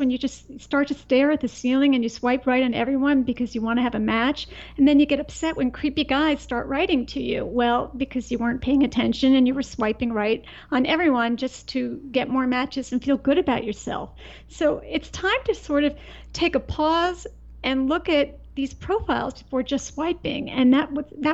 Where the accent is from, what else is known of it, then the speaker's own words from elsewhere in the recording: East Coast, United States; I grew up on the East Coast